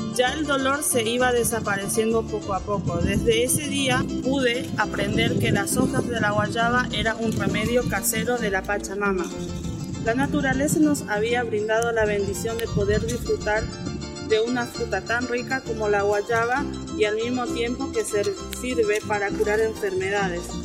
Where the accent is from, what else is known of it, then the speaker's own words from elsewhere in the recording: Paraguay; now in General San Martín, Argentina; yo soy de Paraguay, eh, vivo acá en Argentina, vivo en el barrio Lanzón de General San Martín